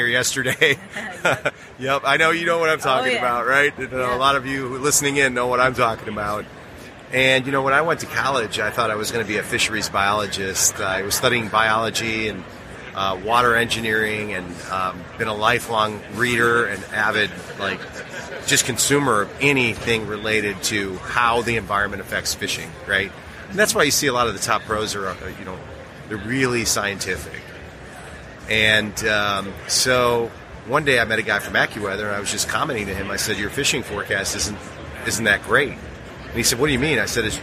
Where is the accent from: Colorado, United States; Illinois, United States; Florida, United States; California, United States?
Illinois, United States; Chicago; I grew up in Chicago, around blues bars